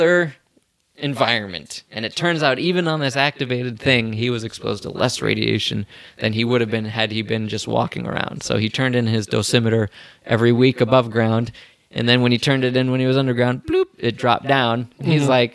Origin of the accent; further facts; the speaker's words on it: Bettendorf, Iowa, United States; We both graduated from Bettendorf High School, so it's kind of a weird thing. We're both from Iowa